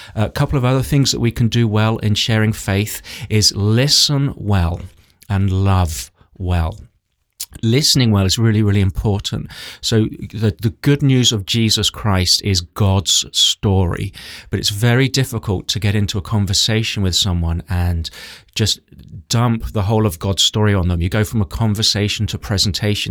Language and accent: English; England, United Kingdom; I grew up in England where it's very intellectual